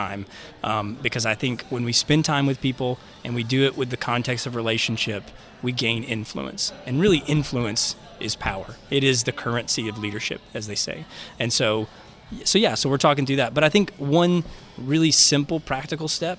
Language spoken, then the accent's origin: English; Little Rock, Arkansas, United States; moved away; born and raised in Little Rock